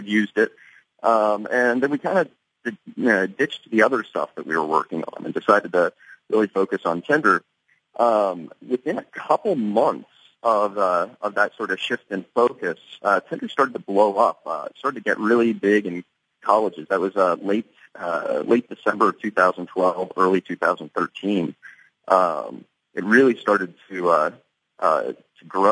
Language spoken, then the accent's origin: English; Leawood, Kansas, United States; now in Los Angeles, United States; I was born and raised in Kansas City, Leawood to be more specifically